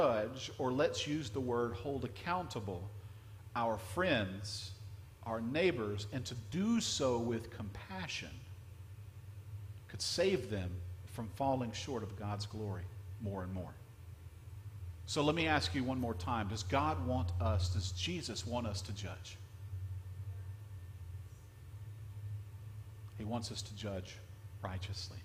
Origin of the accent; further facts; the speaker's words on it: Louisiana, United States; now in Florida, United States; I grew up in a small town in Louisiana.